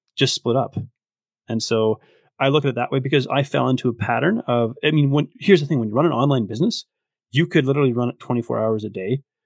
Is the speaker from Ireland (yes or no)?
no; Victoria, British Columbia, Canada; now in Red Deer, Canada; I grew up in Victoria, but I actually now live in, in Red Deer, Alberta